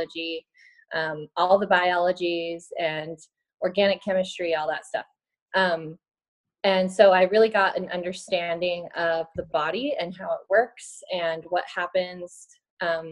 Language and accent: English; Reno, Nevada, United States; now in Atlanta, United States; I currently live in Atlanta, Georgia, and I'm originally from Reno, Nevada, in the Sierra Nevada mountains